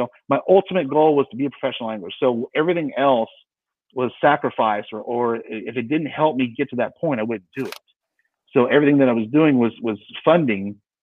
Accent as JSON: {"language": "English", "town": "San Diego", "region": "California", "country": "United States", "tie": "born or raised there", "said": "I grew up in San Diego, California"}